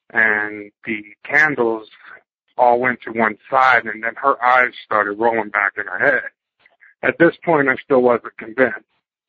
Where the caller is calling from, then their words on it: Fredericksburg, Virginia, United States; I'm from Fredericksburg, Virginia